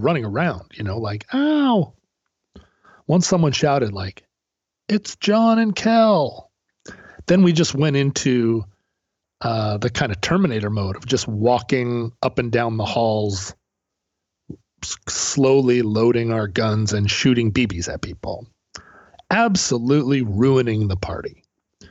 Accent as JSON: {"language": "English", "town": "Anchorage", "region": "Alaska", "country": "United States", "tie": "born or raised there", "said": "growing up in Anchorage"}